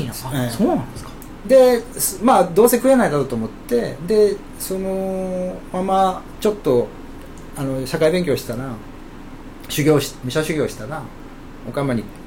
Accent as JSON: {"language": "Japanese", "region": "Okayama", "country": "Japan", "tie": "born or raised there", "also_born_or_lived": "Tokyo", "moved": "as an adult", "said": "生まれはあの岡山市の国富あのね三沢山のふもと、"}